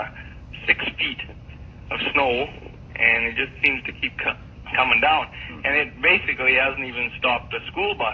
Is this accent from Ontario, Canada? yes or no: no; Moose Jaw, Saskatchewan, Canada; moved away; I'm from Moose Jaw, Saskatchewan, Canada